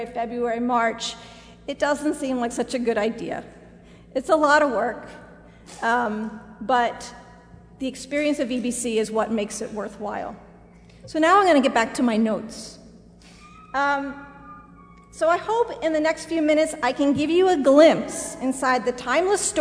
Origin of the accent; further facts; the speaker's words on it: outside of Philadelphia, Pennsylvania, United States; I was raised outside of Philadelphia